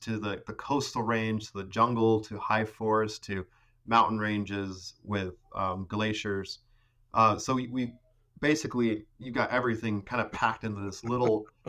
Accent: Ecuador; moved away as an adult; because I grew up in Ecuador. I was born down there and basically lived down there until I was 18.

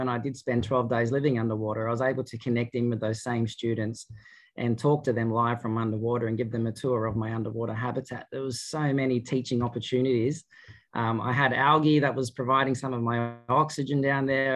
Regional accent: Albury, New South Wales, Australia; my hometown of Albury-Wodonga

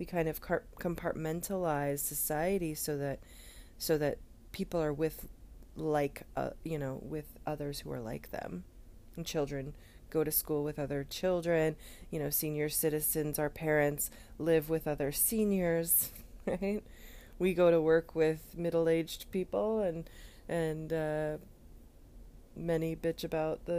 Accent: United States; we as an American culture

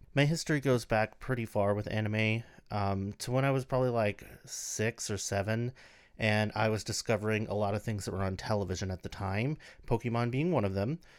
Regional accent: United States; we lived in rural America

